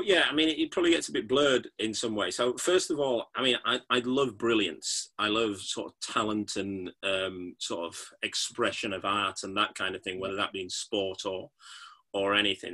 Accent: Yorkshire and the Humber, United Kingdom; I'm from Yorkshire.

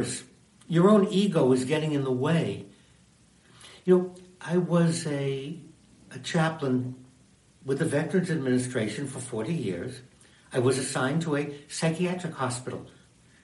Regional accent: United States; I am an American, and I'm Jewish.

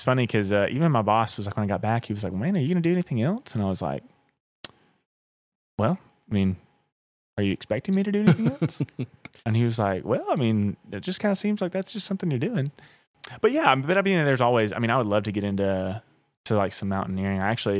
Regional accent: Southeast, United States; I mean, I'm from the Southeast.

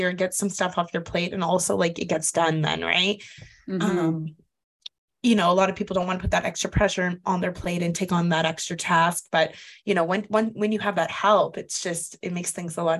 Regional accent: Canada; moved away; I know here in Canada, where I'm visiting right now, I'm also from Canada

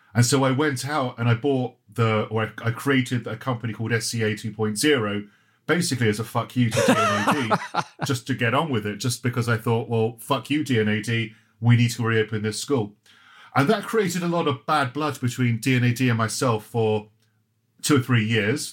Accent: Croydon, London, United Kingdom; also born or lived in Johannesburg; I grew up in Croydon

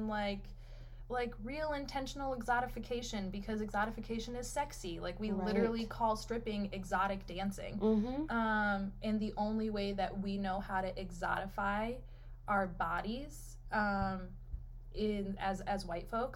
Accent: United States; also born or lived in Detroit; I identify as white American

